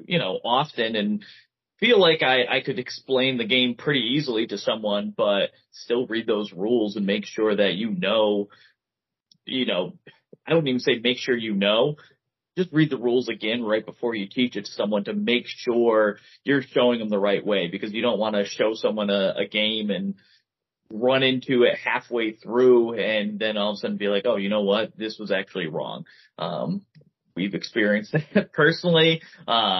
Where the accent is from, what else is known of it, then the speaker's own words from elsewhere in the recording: Connecticut, United States; We are from Connecticut